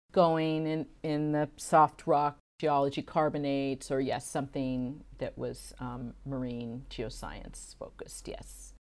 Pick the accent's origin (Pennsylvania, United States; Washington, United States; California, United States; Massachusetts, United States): California, United States; San Francisco; also born or lived in Santa Cruz / Houston; growing up in San Francisco, Uh, we lived very close to Golden Gate Park